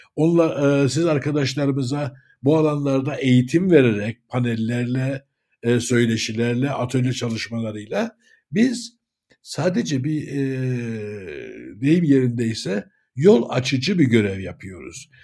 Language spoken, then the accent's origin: Turkish; Cyprus; 1959 Kıbrıs doğumluyum.